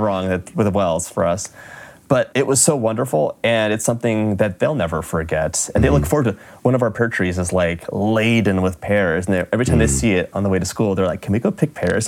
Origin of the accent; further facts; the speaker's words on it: Los Angeles, California, United States; moved away as an adult; we're both from Los Angeles